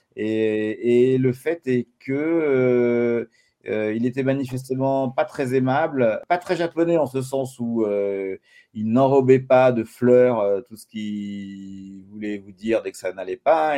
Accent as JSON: {"language": "French", "country": "France", "said": "je suis français"}